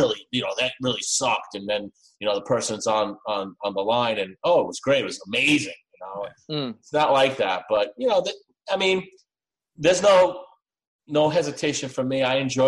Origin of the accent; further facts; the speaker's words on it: New York, United States; I'm from New York as well